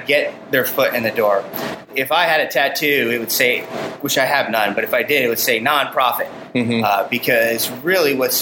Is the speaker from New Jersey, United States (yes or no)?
yes; New Jersey, United States; moved away as an adult; also born or lived in Adirondacks, New York / Hilton Head, South Carolina / Atlanta, Georgia; now in LaGrange, United States; I grew up in New Jersey